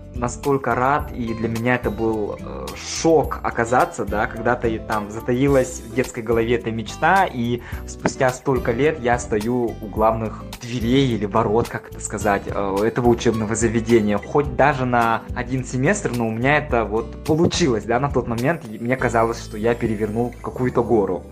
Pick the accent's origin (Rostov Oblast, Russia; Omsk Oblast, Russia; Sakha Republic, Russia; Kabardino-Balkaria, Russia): Sakha Republic, Russia; Nizhny Bestyakh; moved away as an adult; also born or lived in Yakutsk / New York; now in Los Angeles, United States; я вырос и родился в Мегино-Кангаласском улусе в поселке Нижний Бестях